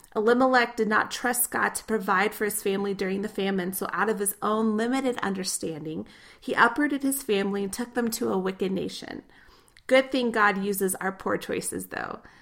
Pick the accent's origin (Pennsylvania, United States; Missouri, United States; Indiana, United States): Missouri, United States; moved away; My parents still live in the three-story house I grew up in Missouri